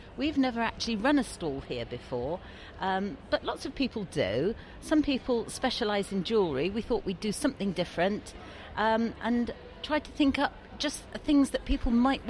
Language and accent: English; Dartmoor, South West England, United Kingdom; Dartmoor, which is where we come from.